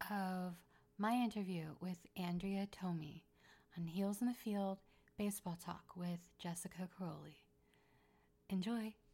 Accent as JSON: {"language": "English", "town": "Philadelphia", "region": "Pennsylvania", "country": "United States", "tie": "born or raised there", "said": "You know, I'm a Phillies fan, right? I grew up"}